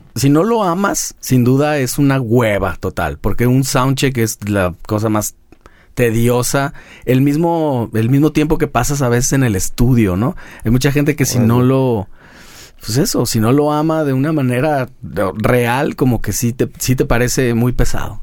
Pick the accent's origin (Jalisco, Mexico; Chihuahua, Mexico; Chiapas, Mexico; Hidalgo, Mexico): Jalisco, Mexico; Guadalajara; todavía conservamos eso en Guadalajara, como de pueblo grande